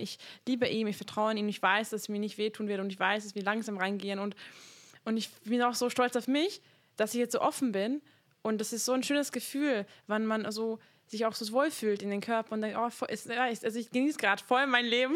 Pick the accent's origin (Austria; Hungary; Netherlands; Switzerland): Hungary; now in Germany; ich komme aus Ungarn